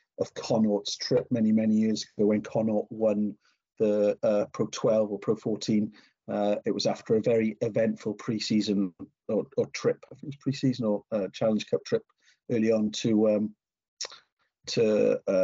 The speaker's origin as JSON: {"language": "English", "town": "Newport", "region": "Wales", "country": "United Kingdom", "tie": "born or raised there", "also_born_or_lived": "Bristol / Gloucester / London", "moved": "as an adult", "said": "I'm born and bred in Newport, Wales"}